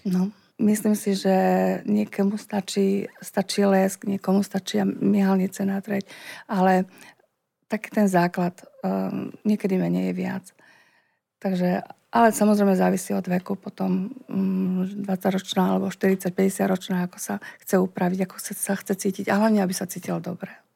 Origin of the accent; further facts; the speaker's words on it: Slovakia; sme tu Slováci šikovní